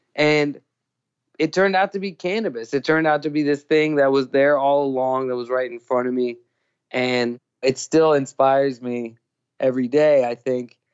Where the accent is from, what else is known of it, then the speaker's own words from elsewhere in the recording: Thailand; also born or lived in New York; now in California, United States; I grew up in Thailand